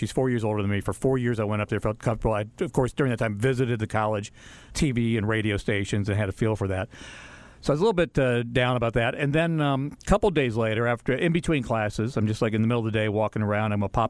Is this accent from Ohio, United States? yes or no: yes; Northfield, Ohio, United States; born or raised there; moved away